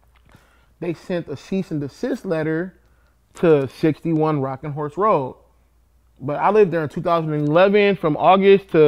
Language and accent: English; Compton, California, United States; I'm from Compton